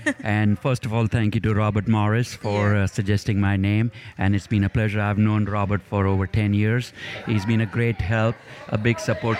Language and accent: English; Mumbai, Maharashtra, India; English is a second language; moved away as an adult; now in Jackson, United States; I grew up in Mumbai, India.